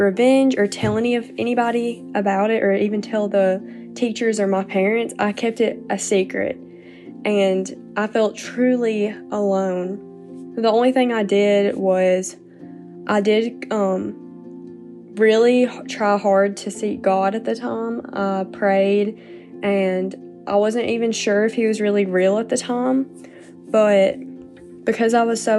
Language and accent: English; North Alabama, United States; I'm 20 years old and I'm from North Alabama.